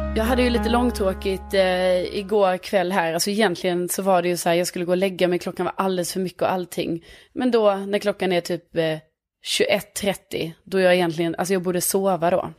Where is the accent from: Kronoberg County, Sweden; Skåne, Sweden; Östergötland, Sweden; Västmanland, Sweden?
Skåne, Sweden; Lund; accent: Skånska; moved away as an adult; now in Stockholm, Sweden; jag är från Lund men bor i Stockholm.